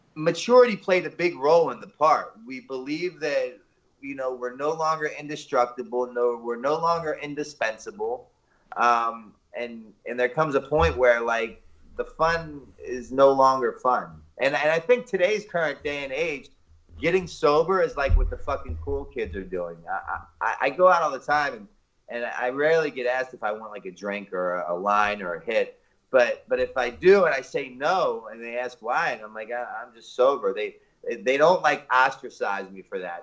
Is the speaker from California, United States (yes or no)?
no; Baltimore, Maryland, United States; born or raised there